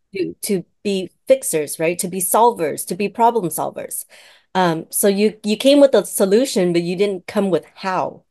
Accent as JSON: {"language": "English", "country": "United States", "tie": "born or raised there", "said": "I was born here, right, in the States"}